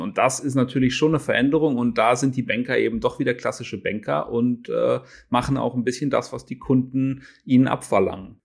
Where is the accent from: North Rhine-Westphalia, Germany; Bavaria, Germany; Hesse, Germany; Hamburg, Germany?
North Rhine-Westphalia, Germany; near Cologne; komme ein bisschen aus einer anderen Region, aus, äh, aus der Nähe von Köln